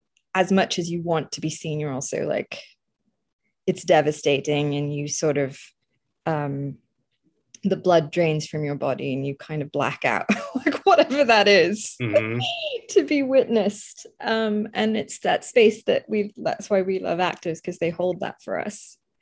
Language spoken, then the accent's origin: English; Croydon, London, United Kingdom; also born or lived in Kolkata, India; I was born in India, in Calcutta, in 1982, and we left after 2.5 years. So I left when we left for the UK, and then we lived in a place called Croydon, which is famed for where the Home Office is